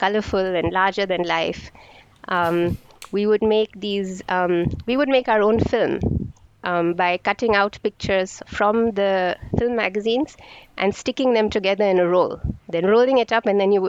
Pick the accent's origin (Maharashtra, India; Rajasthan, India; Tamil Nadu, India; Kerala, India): Maharashtra, India; Mumbai; moved away as an adult; now in Fiji; I'm from Bombay, now called Mumbai